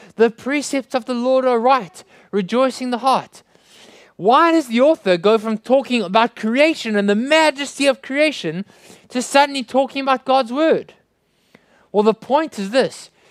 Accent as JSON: {"language": "English", "country": "South Africa", "said": "I hope you can understand my strange accent. I come from South Africa"}